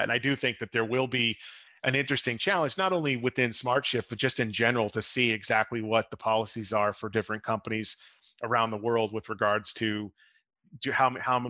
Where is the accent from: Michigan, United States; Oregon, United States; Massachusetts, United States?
Massachusetts, United States; Boston; now in Lake Mary, United States; I'm actually out of Orlando, Florida, in the Lake Mary area, although I grew up in the Boston area